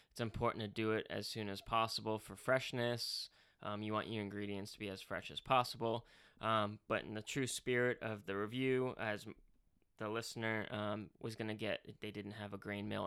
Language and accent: English; England, United Kingdom; Nothing against English people. I'm English, but you know